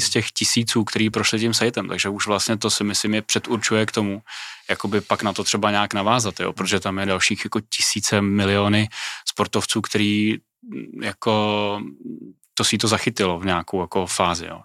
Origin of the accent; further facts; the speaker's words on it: Czechia; u nás v Čechách